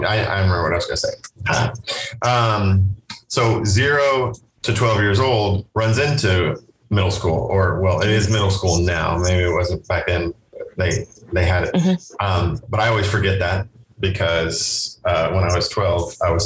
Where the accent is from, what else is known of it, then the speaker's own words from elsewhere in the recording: Port Aransas / Rockport, Texas, United States; I only moved twice, but, from Port Aransas to Rockport